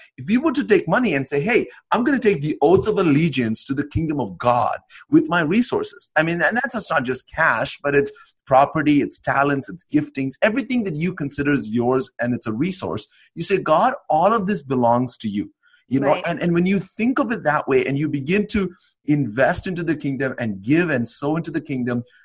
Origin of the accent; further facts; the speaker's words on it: India; moved away as an adult; now in Canada; I went from being an Indian citizen, although I lived in Canada now for about 15 years almost now, I went from being an Indian citizen to a Canadian citizen